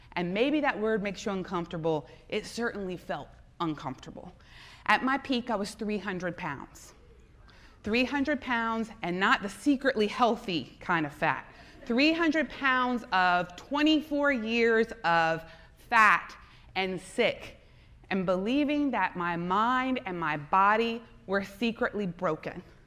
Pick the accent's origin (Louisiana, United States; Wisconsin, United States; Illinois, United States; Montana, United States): Louisiana, United States; South; I am from South Louisiana. My family is Lebanese.